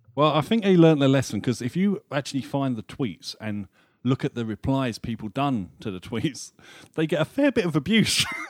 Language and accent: English; United Kingdom; we're British